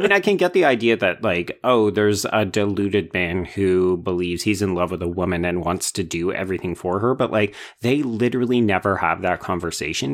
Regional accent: Canada; a Canadian genre enthusiast

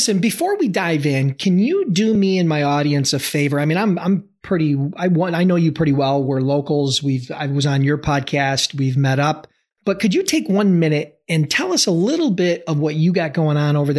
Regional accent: Buffalo, New York, United States; my hometown, Buffalo, New York.

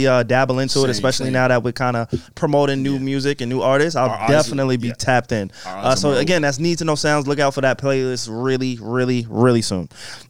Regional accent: New York, United States; And we're from New York, though

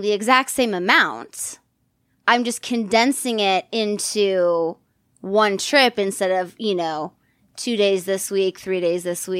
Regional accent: San Diego, California, United States; moved away as an adult; now in western Pennsylvania, United States; I'm from San Diego, but I live in Western Pennsylvania.

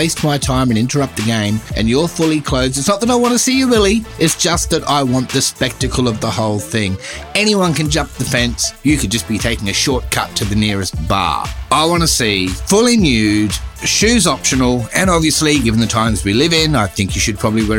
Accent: Brisbane, Queensland, Australia; my hometown of Brisbane

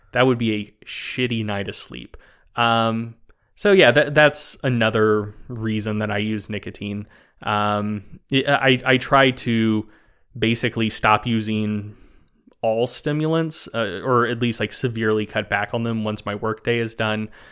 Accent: North Carolina, United States; I, I grew up in North Carolina

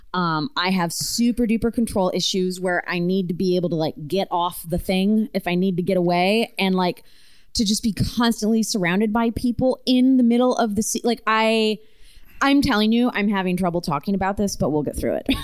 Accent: small town in Ontario, Canada; my hometown

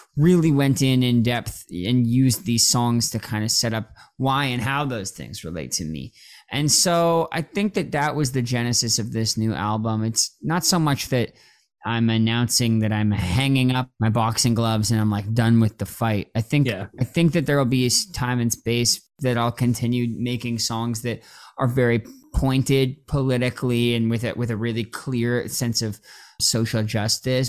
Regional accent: Toronto, Ontario, Canada; now in Los Angeles, United States; I grew up in Toronto

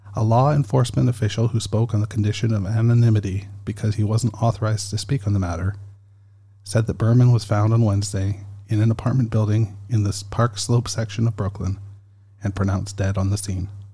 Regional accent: Canada; I'm Canadian

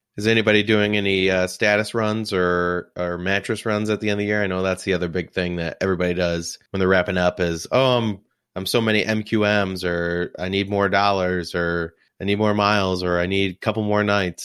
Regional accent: New Jersey, United States; moved away; I grew up in Jersey

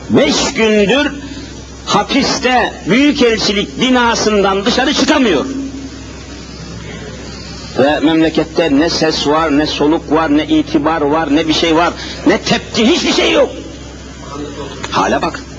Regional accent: Elazığ Province, Turkey; now in Istanbul, Turkey; memleketime gideyim diye düşündüm. El Azize.

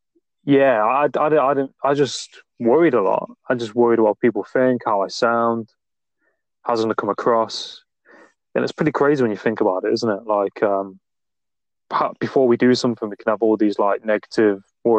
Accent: Nottingham, East Midlands, United Kingdom; accent: Midlands; I'm from Nottingham, not too far from Stoke-on-Trent

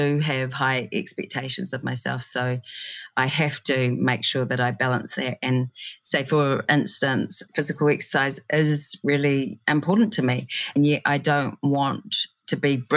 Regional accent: Christchurch, Canterbury, New Zealand; moved away; growing up in Christchurch

